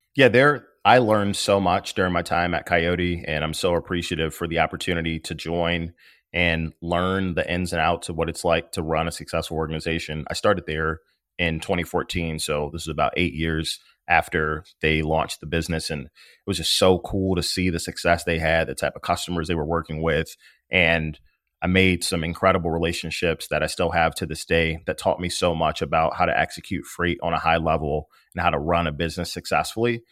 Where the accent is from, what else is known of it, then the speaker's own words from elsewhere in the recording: Maywood, Illinois, United States; also born or lived in Bloomington, Illinois; now in Chicago, United States; I'm from Maywood, Illinois. It is the west side of Chicago, about ten miles west of the Loop. I grew up there